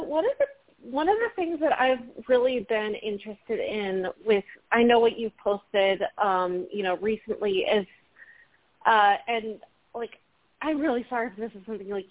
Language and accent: English; Virginia, United States; I'm from Northern Virginia.